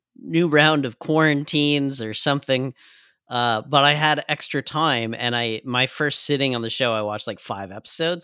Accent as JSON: {"language": "English", "country": "Canada", "said": "I'm Canadian as fuck"}